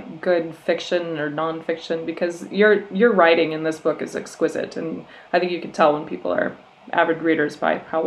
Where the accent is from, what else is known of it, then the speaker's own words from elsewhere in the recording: Minnesota, United States; now in Scotland, United Kingdom; I grew up in Minnesota